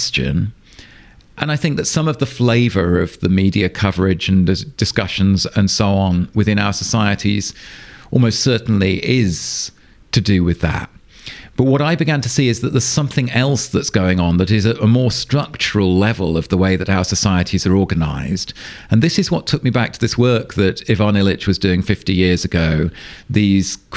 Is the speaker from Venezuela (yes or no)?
no; England, United Kingdom; moved away as an adult; now in Sweden; as you can probably hear, I grew up in England. I've lived for the last 11 years in Sweden